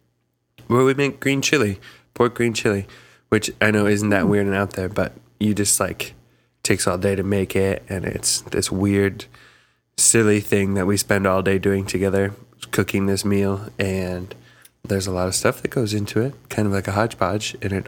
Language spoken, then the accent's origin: English; Midwest, United States; Yeah, we grew up in the Midwest.